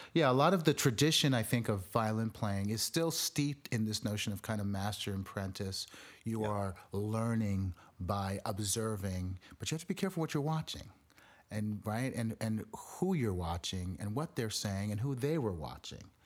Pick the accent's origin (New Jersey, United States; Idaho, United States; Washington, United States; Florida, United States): Florida, United States; South; I grew up in South Florida